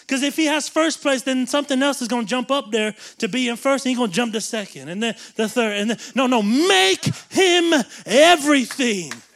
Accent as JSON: {"language": "English", "region": "the South", "country": "United States", "tie": "born or raised there", "said": "we grew up in the South where everybody goes to church"}